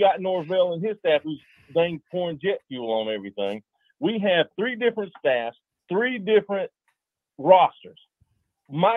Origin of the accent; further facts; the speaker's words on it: Quincy, Florida, United States; now in Raleigh, United States; I grew up in Quincy, Florida